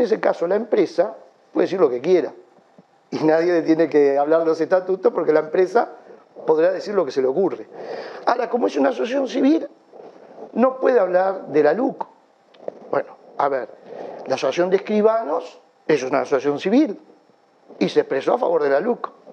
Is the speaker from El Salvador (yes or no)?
no; Uruguay; somos los uruguayos